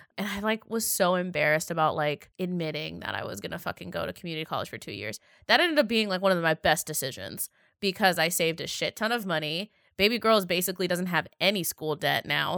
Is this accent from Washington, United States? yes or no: yes; Seattle, Washington, United States; I was from Seattle